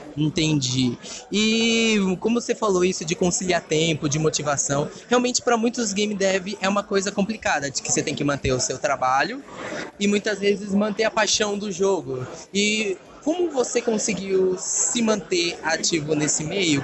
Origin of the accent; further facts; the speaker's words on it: Brazil; nós que somos brasileiros